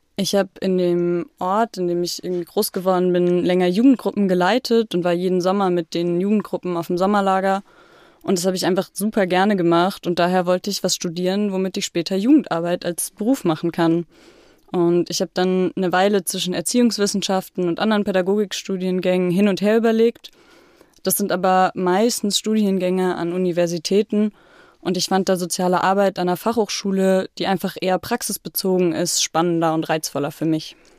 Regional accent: Freiburg, Baden-Württemberg, Germany; moved away as an adult; now in Potsdam, Germany; ich war jetzt erstmal ein bisschen zu Hause, also in Freiburg, da wo ich groß geworden bin

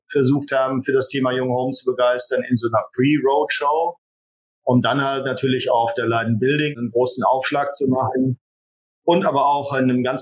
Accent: Rhineland, Germany; Und natürlich als Rheinländer liegt das in der DNA, ist man natürlich auch ein bisschen gesellig.

